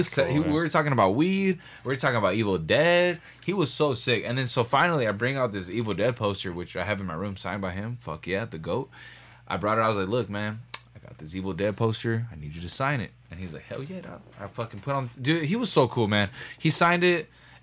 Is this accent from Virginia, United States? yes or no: no; Los Angeles, California, United States; I'm from San Fernando Valley. You know, I'm from Granada Hills.